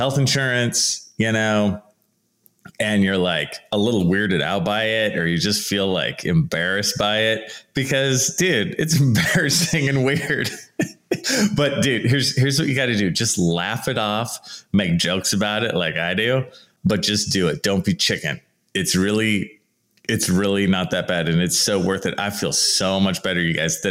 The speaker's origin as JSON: {"language": "English", "town": "San Leandro", "region": "California", "country": "United States", "tie": "born or raised there", "said": "I was born in San Leandro, California"}